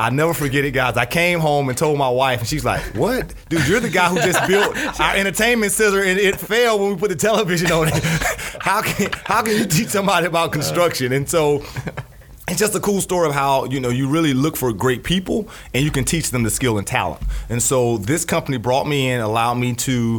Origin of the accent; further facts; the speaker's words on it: Jacksonville, Florida, United States; born and raised in Jacksonville, Florida